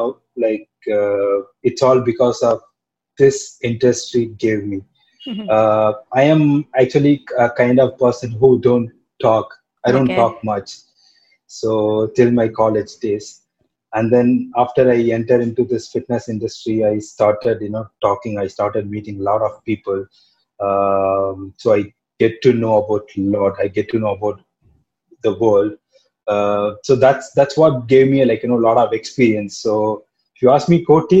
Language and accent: English; Chennai, Tamil Nadu, India; I am from North Madras